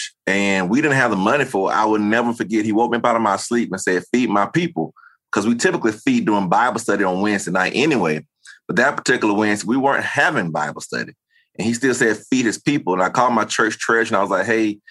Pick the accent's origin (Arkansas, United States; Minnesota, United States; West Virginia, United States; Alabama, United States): Alabama, United States; Tuskegee; born or raised there; accent: Southern; moved away; also born or lived in Tulsa, Oklahoma